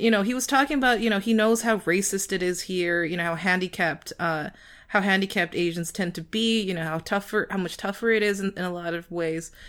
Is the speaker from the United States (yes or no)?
yes; United States; my American cousin